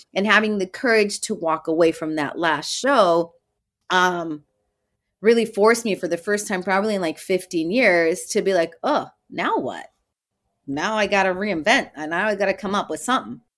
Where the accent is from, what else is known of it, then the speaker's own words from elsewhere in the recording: Tijuana, Baja California, Mexico; I'm the kid from Tijuana. I would cross the border every day.